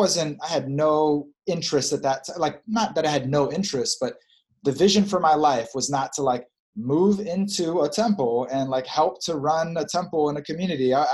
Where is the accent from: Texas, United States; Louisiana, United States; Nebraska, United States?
Texas, United States; Dallas; moved away; also born or lived in Australia / New York; being in my hometown, I experienced a lot of warmth. I look back at my life, I had so many mothers and fathers, and you know, I look at the uncles and the big brothers and sisters that I had in community as a kid in Dallas